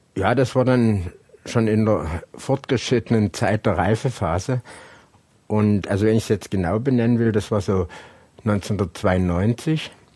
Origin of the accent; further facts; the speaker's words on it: Hohnstein, Saxony, Germany; Hohenstein ja, da bin ich ja geboren